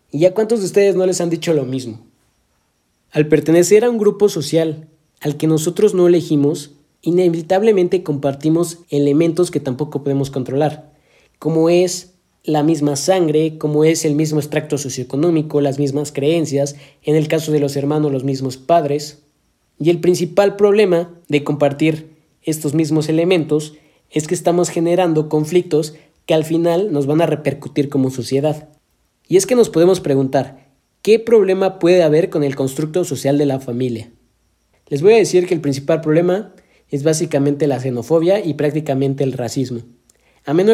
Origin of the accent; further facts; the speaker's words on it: Mexico; cómo es que parece que nosotros como mexicanos tenemos la obligación de priorizar el apoyo a los movimientos que se dan aquí en nuestro país antes de apoyar a cualquier otro movimiento